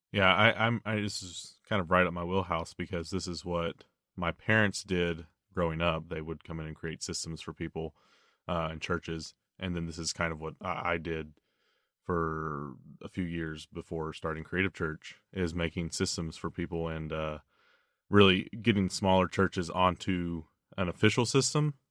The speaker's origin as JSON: {"language": "English", "region": "the South", "country": "United States", "tie": "born or raised there", "said": "I grew up in the South"}